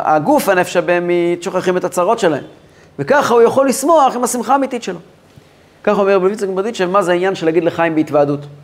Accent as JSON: {"language": "Hebrew", "town": "Kfar Chabad", "region": "Central District", "country": "Israel", "tie": "born or raised there", "said": "אני גדלתי בכפר חב\"ד"}